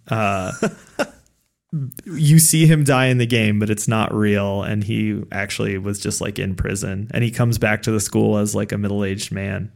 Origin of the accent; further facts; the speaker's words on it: United States; as a American playing this game